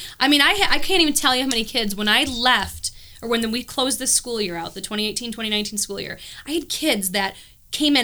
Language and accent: English; New York, United States; moved away; I come from New York where like you have to have preschool